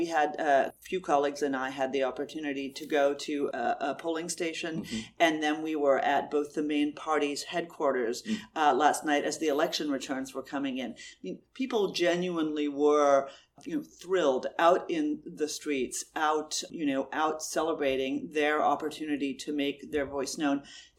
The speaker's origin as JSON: {"language": "English", "country": "United States", "said": "As an American"}